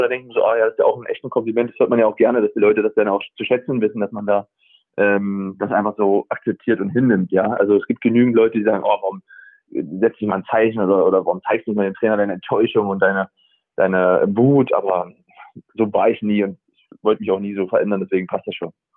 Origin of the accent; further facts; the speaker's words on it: Germany; also born or lived in Bremen; now in Freiburg, Germany; ich komme natürlich auch aus dem Harz